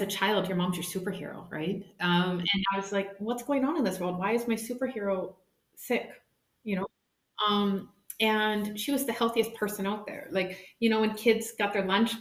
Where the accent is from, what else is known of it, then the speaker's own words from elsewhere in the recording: Canada; moved away as an adult; now in Germany; I come from Canada. I come from the farmland. So I grew up in this beautiful environment